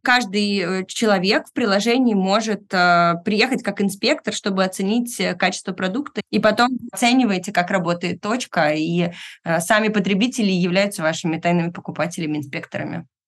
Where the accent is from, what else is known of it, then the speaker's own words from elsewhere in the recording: Irkutsk, Irkutsk Oblast, Russia; Я сама родилась в Иркутске, и многие из этих слов я слышала от бабушки в детстве